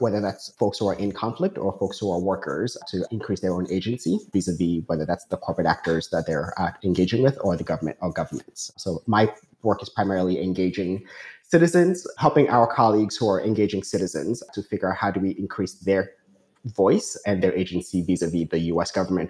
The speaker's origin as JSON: {"language": "English", "town": "Newark", "region": "New Jersey", "country": "United States", "said": "Newark. So that's what I consider home."}